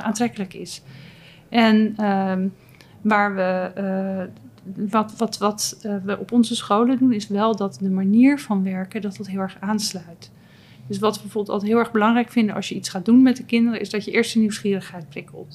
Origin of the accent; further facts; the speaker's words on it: Noordwijk, South Holland, Netherlands; ik kom uit Noordwijk.